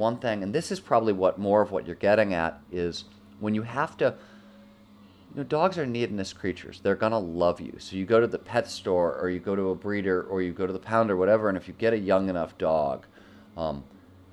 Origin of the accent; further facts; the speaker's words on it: Midwest, United States; I grew up in the Midwest where the man was the king of his castle